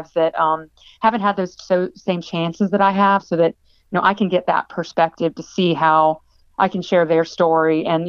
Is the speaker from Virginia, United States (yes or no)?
yes; Virginia, United States; moved away as an adult; now in Los Angeles, United States; I was born and raised in Virginia. Spent my whole life there